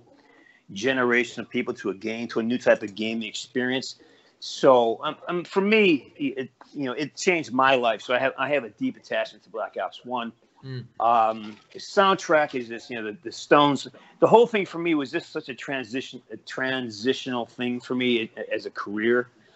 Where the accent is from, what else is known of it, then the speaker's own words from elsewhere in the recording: Western Massachusetts, United States; I'm from Western Mass, from Boston